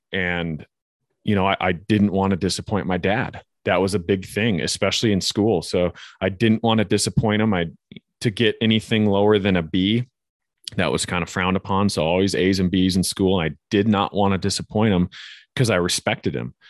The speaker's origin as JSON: {"language": "English", "region": "Northwest Montana", "country": "United States", "tie": "born or raised there", "said": "growing up in Northwest Montana"}